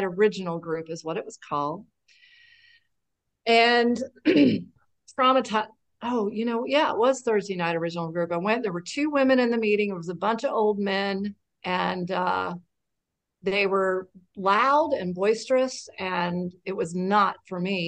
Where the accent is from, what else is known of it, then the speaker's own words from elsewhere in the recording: Lexington, Kentucky, United States; moved away as an adult; now in Wilmington, United States; I'm from Lexington, Kentucky. That's where I got sober. And I now live in Wilmington, North Carolina